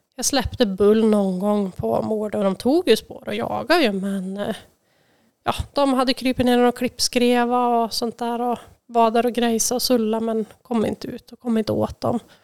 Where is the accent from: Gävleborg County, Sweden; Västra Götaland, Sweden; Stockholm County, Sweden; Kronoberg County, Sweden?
Gävleborg County, Sweden; Färila; moved away as an adult; now in Hudiksvall, Sweden; där jag är uppväxt då, i Färila